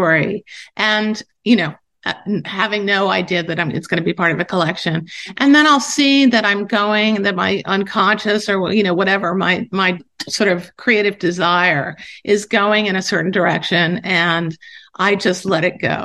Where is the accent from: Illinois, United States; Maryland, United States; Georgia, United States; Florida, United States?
Maryland, United States; Baltimore; moved away as an adult; now in New York City, United States; I grew up in Baltimore, actually